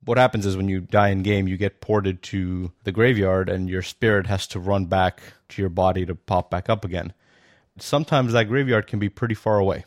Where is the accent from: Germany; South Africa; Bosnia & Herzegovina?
Bosnia & Herzegovina; now in New York, United States; I'm from New York, originally from Bosnia